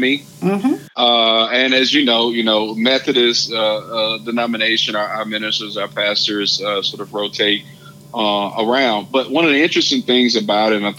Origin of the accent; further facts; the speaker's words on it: Hazlehurst, Mississippi, United States; I'm from Hazelhurst, a small town of about 4,000 people, and I grew up 9 miles outside of the town